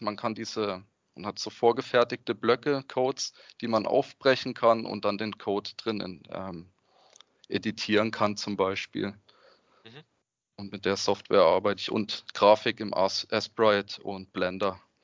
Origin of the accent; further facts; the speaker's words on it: Freiburg, Baden-Württemberg, Germany; Ich komme aus Freiburg beim schönen Schwarzwald